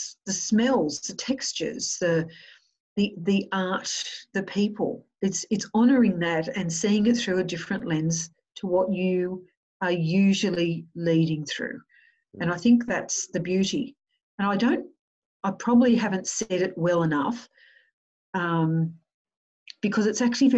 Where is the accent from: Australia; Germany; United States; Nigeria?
Australia